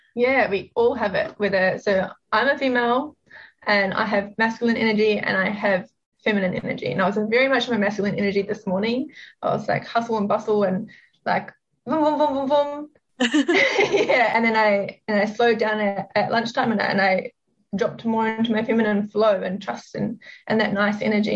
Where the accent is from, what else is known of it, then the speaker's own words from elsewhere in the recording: New Zealand; moved away as an adult; also born or lived in Sydney, Australia / Melbourne, Australia; now in Gold Coast, Australia; I am actually from New Zealand. I grew up there and lived there for pretty much all of my life